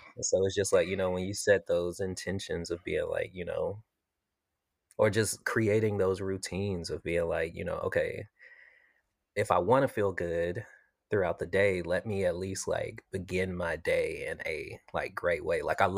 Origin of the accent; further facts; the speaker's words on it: Jackson, Mississippi, United States; Originally, I'm from Jackson, Mississippi.